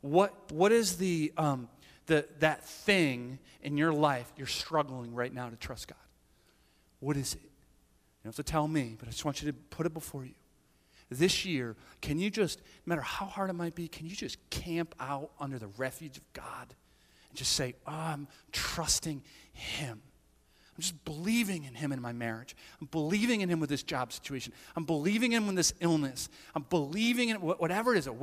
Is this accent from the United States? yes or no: yes; the Berkshires, Massachusetts, United States; now in Northbridge, United States; I grew up in the Berkshires